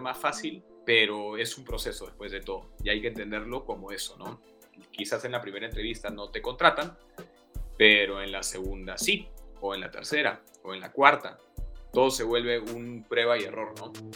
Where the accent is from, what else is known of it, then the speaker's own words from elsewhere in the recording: Trujillo, La Libertad, Peru; moved away; also born or lived in Lima; yo crecí en Trujillo y bueno, estudié en Lima